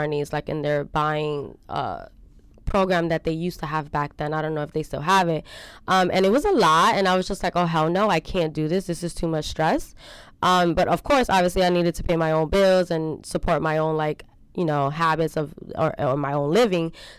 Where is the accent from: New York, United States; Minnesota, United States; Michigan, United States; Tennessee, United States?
New York, United States; New York City; I grew up in Marcy Projects with my mom and my grandmother.